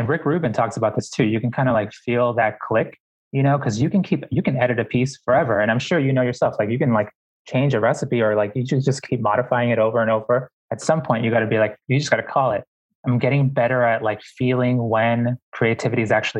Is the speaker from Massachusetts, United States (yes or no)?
yes; Boston, Massachusetts, United States; when I was growing up in Boston